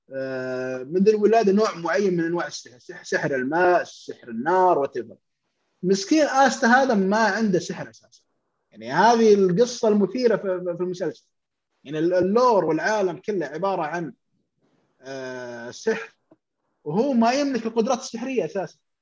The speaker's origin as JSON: {"language": "Arabic", "country": "Saudi Arabia", "said": "عندنا في السعوديه"}